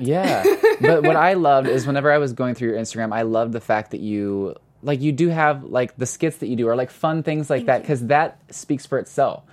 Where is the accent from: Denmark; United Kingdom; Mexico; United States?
United States; Missouri; now in Los Angeles, United States; I'm from Missouri